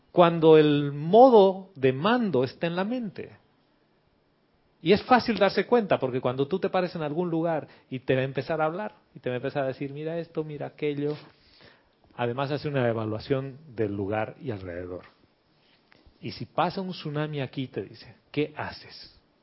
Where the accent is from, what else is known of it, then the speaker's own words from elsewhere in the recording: Bolivia; yo soy de Bolivia